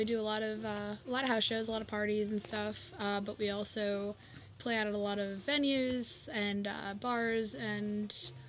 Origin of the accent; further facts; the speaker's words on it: Montclair, New Jersey, United States; I'm from the Montclair area